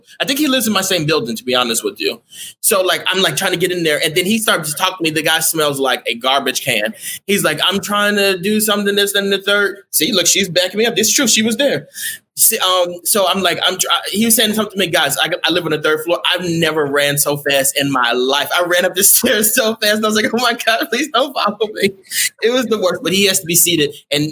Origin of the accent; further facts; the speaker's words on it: Texas, United States; I'm from Texas